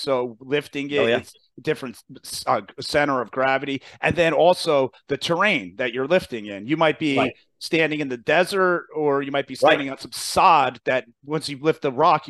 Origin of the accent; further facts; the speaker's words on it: New Jersey, United States; New Jersey is, I make fun of my state.